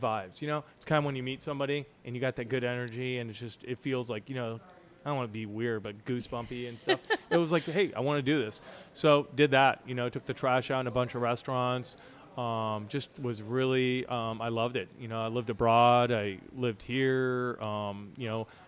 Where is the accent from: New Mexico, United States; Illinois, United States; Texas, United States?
New Mexico, United States; Santa Fe; moved away as an adult; now in St. Louis, United States; I grew up in Santa Fe, New Mexico, and our family had a restaurant there